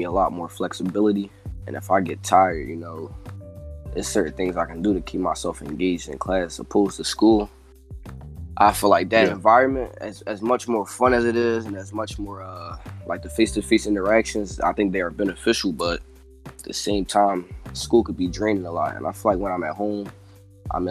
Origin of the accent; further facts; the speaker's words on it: Philadelphia, Pennsylvania, United States; I'm from Philly